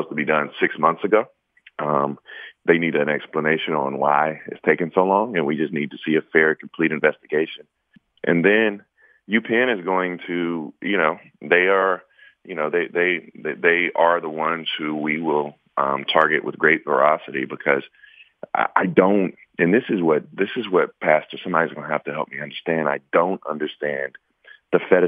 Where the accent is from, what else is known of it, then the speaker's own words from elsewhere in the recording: South Carolina, United States; I'm from South Carolina.